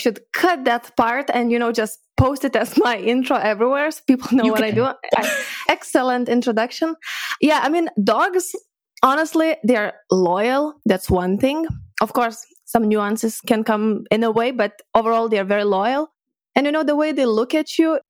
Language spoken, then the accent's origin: English; Lithuania; moved away as an adult; also born or lived in Edinburgh, Scotland; I'm from Lithuania originally